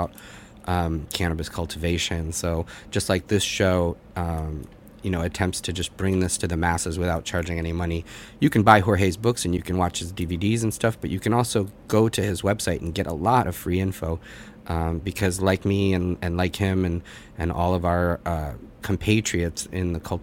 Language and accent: English; Boston, Massachusetts, United States; moved away as an adult; now in New York, United States; I grew up in the Boston area